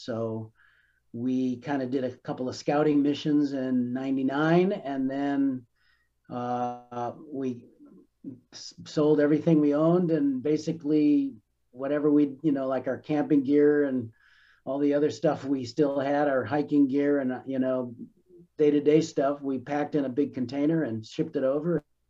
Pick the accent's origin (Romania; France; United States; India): United States; Chicago, Illinois; moved away as an adult; in Chicago, Jewish ghetto in northwestern Chicago, Rogers Park. And it was a big city surrounded by cement and man-made things. And I was not a very happy kid growing up in the 60s